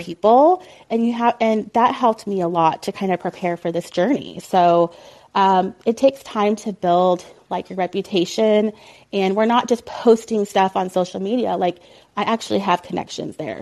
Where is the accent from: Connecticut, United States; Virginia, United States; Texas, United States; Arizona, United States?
Texas, United States; Colleyville; moved away as an adult; also born or lived in Ohio; now in Oklahoma, United States; I moved to Dallas, Fort Worth from Ohio when I was like nine. So I consider myself a Texan, I guess. And even when I was growing up in Colleyville, Texas